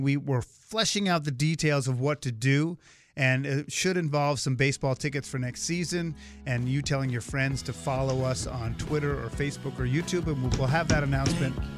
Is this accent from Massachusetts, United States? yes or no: yes; Swampscott, Massachusetts, United States; I grew up in Swampscott, Massachusetts